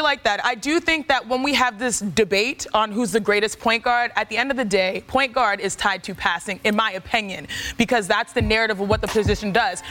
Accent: Houston, Texas, United States; I'm from Houston

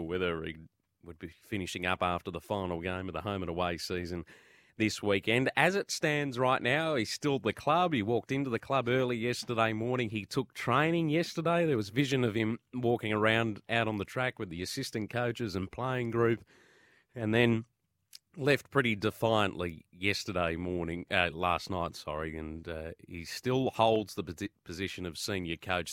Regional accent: Victoria, Australia; I'm also from Victoria

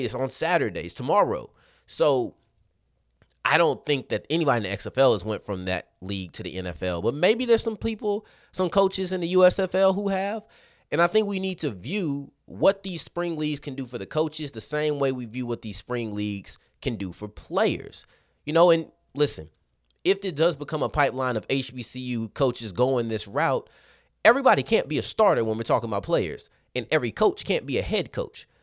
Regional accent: Arlington, Texas, United States; I'm from Arlington

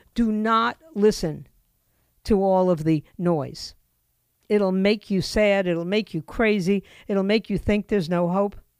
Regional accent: New York, United States; moved away; also born or lived in Florida; I grew up in New York

